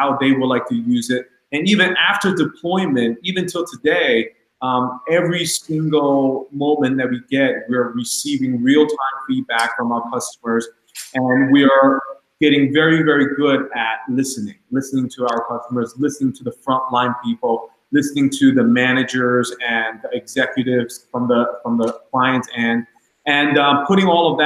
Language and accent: English; Long Island, New York, United States; I'm from Long Island